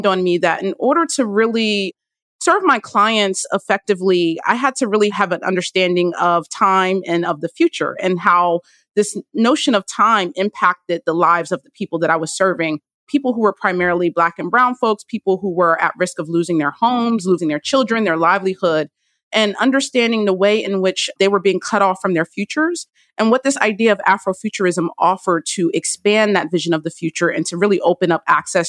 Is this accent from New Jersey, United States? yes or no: yes; Trenton, New Jersey, United States; I was born in Trenton, New Jersey